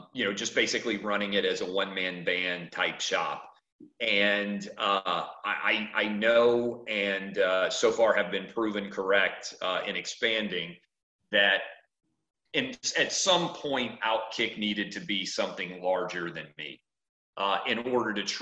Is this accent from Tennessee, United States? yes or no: yes; Nashville, Tennessee, United States; moved away as an adult; also born or lived in Washington, D.C.; as a kid growing up in Nashville